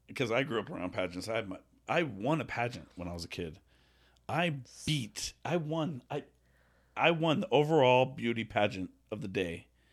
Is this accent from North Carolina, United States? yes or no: no; Las Vegas, Nevada, United States; We're from Vegas